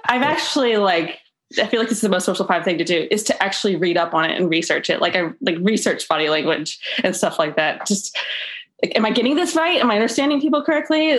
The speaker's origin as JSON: {"language": "English", "town": "Tallahassee", "region": "Florida", "country": "United States", "said": "I'm from Tallahassee, Florida"}